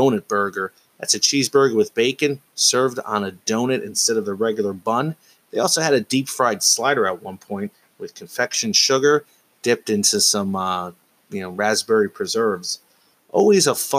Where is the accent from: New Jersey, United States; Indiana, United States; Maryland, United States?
New Jersey, United States; Somerset; my hometown ballpark, TD Bank Ballpark, home of the Somerset Patriots of the Atlantic League